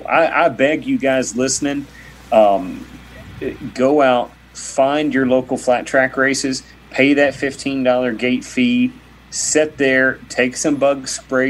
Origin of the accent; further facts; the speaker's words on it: Kentucky, United States; I grew up in Kentucky